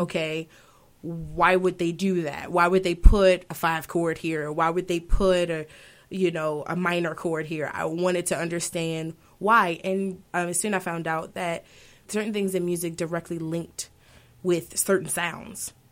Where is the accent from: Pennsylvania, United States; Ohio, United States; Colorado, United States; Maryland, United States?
Maryland, United States; Baltimore; I'm from Baltimore, Maryland, so we were from Baltimore City, and just were used to rap and R&B being all, all around us